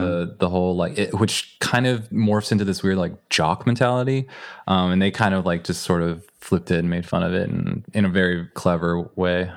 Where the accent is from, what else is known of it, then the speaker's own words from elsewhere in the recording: Northern California, United States; I grew up in a community that was, it's like Northern California